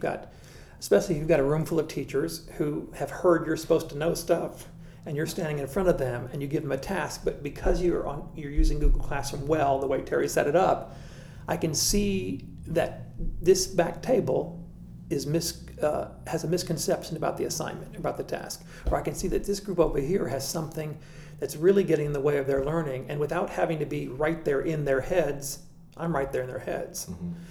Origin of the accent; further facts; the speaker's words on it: Marion, Arkansas, United States; I grew up in Marion, Arkansas